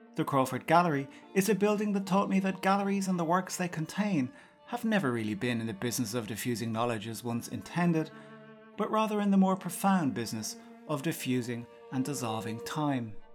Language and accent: English; outside Cork, Munster, Ireland; Growing up outside Cork but schooling in the city, at each day's end I would walk from school to station to get home